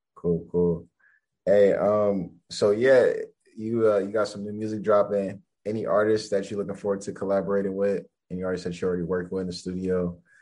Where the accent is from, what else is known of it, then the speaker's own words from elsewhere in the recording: Los Angeles, California, United States; I'm from LA.